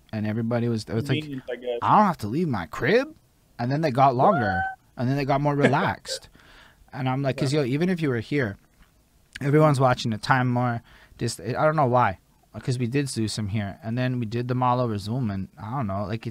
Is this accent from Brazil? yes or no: no; Montreal, Quebec, Canada; we're English people in Montreal.